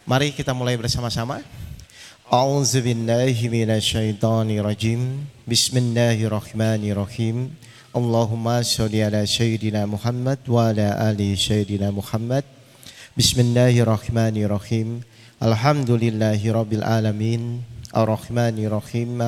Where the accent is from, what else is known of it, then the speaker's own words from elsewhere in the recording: Jakarta, Indonesia; Kita dari Jakarta Bapak Ibu